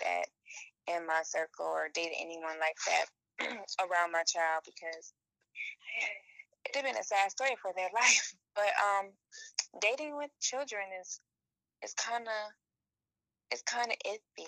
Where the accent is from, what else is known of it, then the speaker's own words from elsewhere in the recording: Detroit, Michigan, United States; also born or lived in 843 area code (South Carolina); now in South Carolina, United States; I'm from Detroit, Michigan